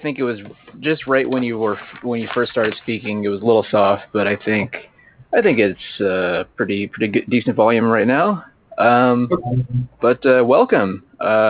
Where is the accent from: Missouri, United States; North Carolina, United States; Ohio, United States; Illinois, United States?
Ohio, United States; Cincinnati; I am from Cincinnati, Ohio.